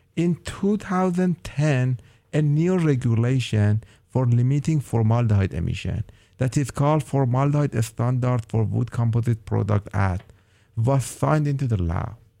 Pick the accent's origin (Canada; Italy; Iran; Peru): Iran; moved away as an adult; now in Oregon, United States; I am from Iran and I have an undergrad and master degree in polymer engineering